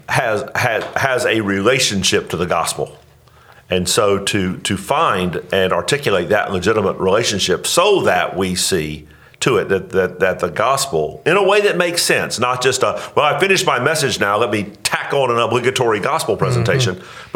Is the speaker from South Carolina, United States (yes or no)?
no; Northeast Florida, United States; moved away; I grew up in Northeast Florida